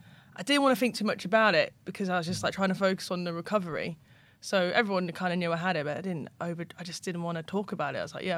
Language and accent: English; Jersey; It is. We've got our special rules and a few different things going on that allow us to be, we're part of the crown, we're part of the European Union now.